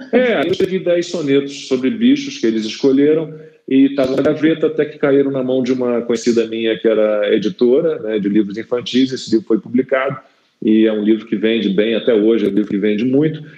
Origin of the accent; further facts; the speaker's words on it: Rio de Janeiro, Brazil; moved away as an adult; now in São Paulo, Brazil; sou carioca, mas tô em São Paulo já há quase, nossa, dois anos